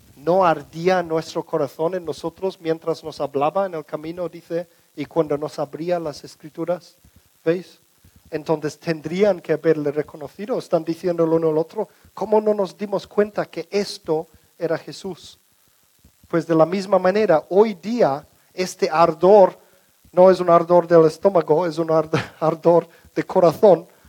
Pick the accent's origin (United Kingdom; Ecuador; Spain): United Kingdom; England; Spanish is a second language; moved away; la casa donde crecimos en Inglaterra